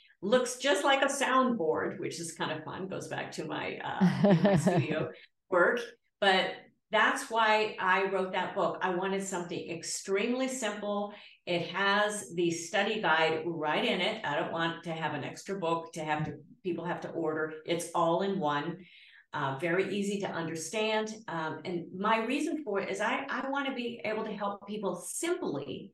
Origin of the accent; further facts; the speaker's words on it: Georgia, United States; I was born in Georgia